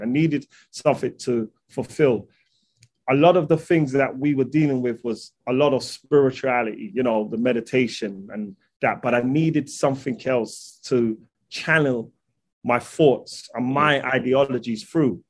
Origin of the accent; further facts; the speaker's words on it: London, United Kingdom; I'm from London